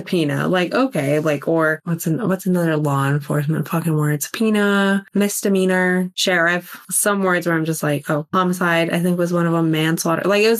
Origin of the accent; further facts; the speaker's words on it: Colorado, United States; moved away; I'm from Colorado. We don't have accents up there.